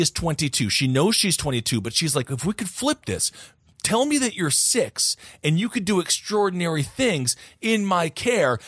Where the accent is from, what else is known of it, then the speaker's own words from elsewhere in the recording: Wisconsin, United States; moved away; originally from my home state of Wisconsin